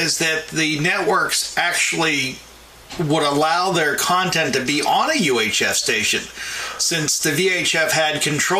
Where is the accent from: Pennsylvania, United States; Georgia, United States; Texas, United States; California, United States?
Pennsylvania, United States; Mars; where I grew up in Butler County. I grew up in Mars, of all places.